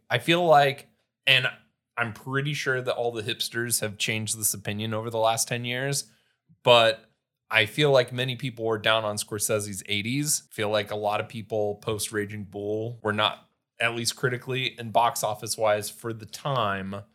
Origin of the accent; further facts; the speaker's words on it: Sheldon, United States; moved away; all my friends moved away and I was still in my hometown.